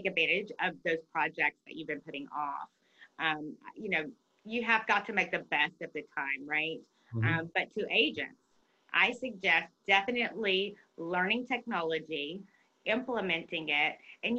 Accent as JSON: {"language": "English", "region": "Texas", "country": "United States", "said": "I'm a Texan"}